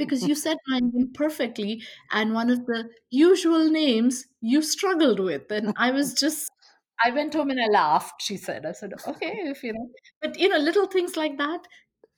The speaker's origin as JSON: {"language": "English", "country": "India", "also_born_or_lived": "Westborough, Massachusetts, United States", "moved": "yes", "lives_now": "Portland, United States", "said": "I'm from India"}